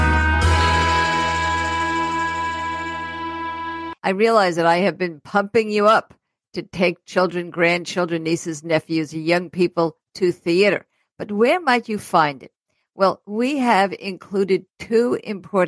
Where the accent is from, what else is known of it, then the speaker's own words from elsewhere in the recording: New York City, New York, United States; I grew up in Brooklyn